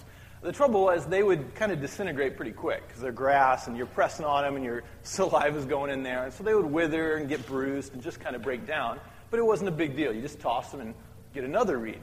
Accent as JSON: {"language": "English", "region": "Midwest", "country": "United States", "tie": "born or raised there", "said": "When I was growing up in the Midwest"}